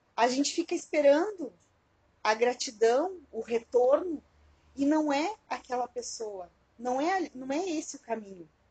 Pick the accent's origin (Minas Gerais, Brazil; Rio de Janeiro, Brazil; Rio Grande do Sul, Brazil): Rio Grande do Sul, Brazil; Alegrete; quando eu era criança lá em Alegrete